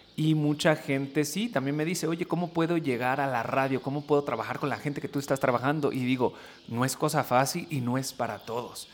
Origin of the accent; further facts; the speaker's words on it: United States; also born or lived in Tingüindín, Michoacán; yo crecí en los Estados Unidos